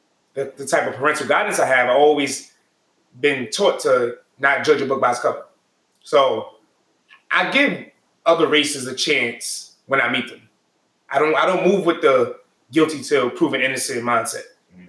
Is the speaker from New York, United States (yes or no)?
yes; New York City, New York, United States; I'm born and raised in Brooklyn, New York, Brownsville area. Predominantly black neighborhood my whole life. I went to predominantly black high school, Boys and Girls High School. And then I went to HBCU, Lincoln University